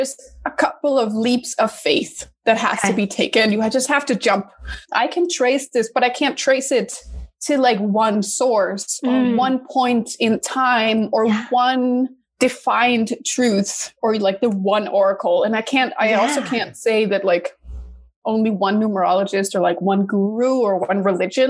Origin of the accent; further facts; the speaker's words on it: Denmark; also born or lived in New York, United States; now in Los Angeles, United States; I'm originally from Denmark, but now I live in LA after a couple of years in New York